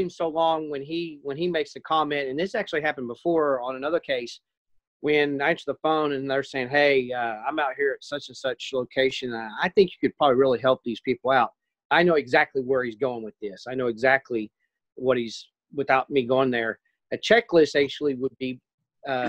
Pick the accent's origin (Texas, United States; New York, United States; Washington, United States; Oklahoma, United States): Oklahoma, United States; I grew up in Oklahoma